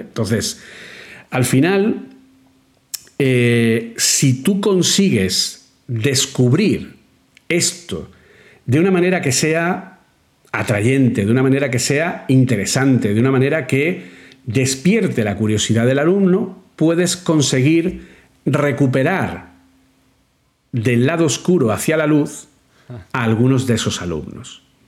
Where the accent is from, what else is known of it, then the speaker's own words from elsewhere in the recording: Granada, Andalusia, Spain; moved away as an adult; now in Madrid, Spain; cuando yo llegué a Madrid desde Granada